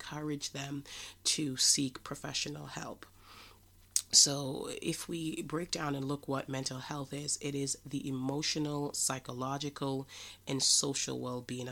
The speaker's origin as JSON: {"language": "English", "country": "Jamaica", "said": "I am from Jamaica"}